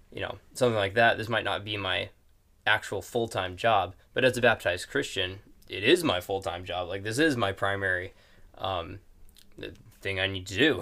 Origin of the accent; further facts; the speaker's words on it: Superior, Wisconsin, United States; also born or lived in Texas; I was born in Texas, but, uh, grew up in Wisconsin, uh, in Superior and just a little outside of it